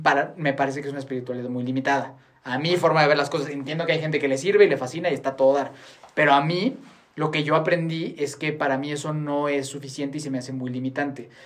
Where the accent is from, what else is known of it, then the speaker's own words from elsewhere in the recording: Mexico; la gente que vivimos y crecimos en México